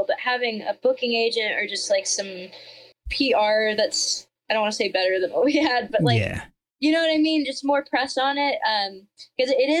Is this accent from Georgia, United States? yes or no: yes; Georgia, United States; I'm from Georgia